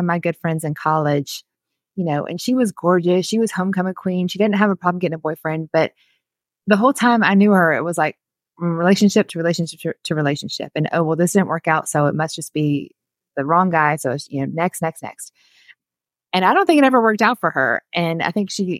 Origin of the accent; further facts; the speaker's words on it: South Georgia, United States; now in Chattanooga, United States; we're from South Georgia where there's no hills